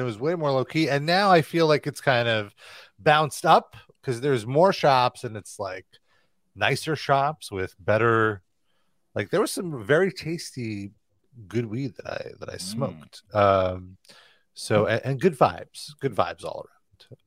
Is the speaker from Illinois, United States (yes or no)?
no; New York, United States; New York